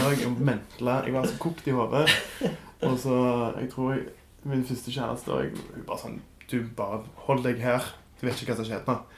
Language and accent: Norwegian; Stavanger, Rogaland, Norway; Jeg vokste opp på Kjensvoll